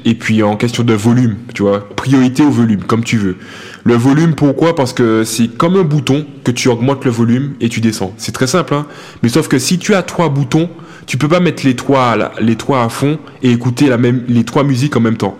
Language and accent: French; Martinique; moved away as an adult; quand j'ai quitté la Martinique, j'étais à euh, athlète de haut niveau